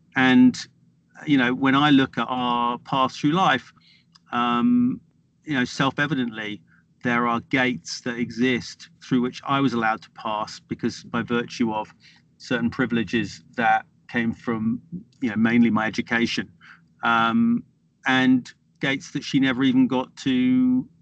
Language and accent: English; Norfolk, East of England, United Kingdom; I grew up in Norfolk in the 1970s, with Norfolk's a part of the east of England, it's an agricultural county